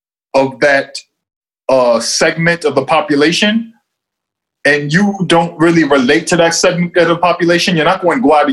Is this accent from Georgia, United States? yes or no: no; Boston, Massachusetts, United States; And Boston, when you grow up in a city like that, there's a deep connection to the culture of that city and its historic place in the city.